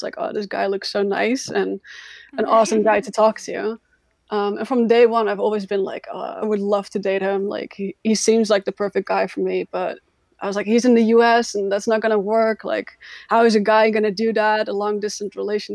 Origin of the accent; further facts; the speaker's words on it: Netherlands; I'm from the Netherlands. I grew up in this very, on the countryside of the Netherlands, but I moved to the bigger cities